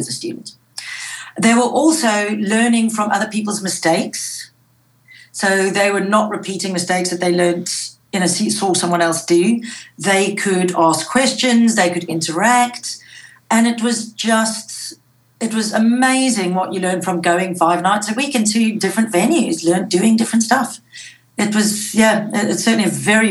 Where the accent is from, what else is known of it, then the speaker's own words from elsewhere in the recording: South Africa; moved away; I grew up in South Africa where school was very strict.